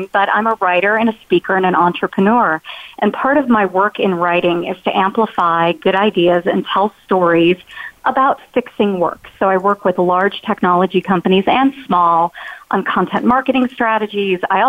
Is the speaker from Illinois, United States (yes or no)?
yes; Chicago, Illinois, United States; moved away as an adult; now in North Carolina, United States; I'm originally from Chicago. I spent my first 17 years there.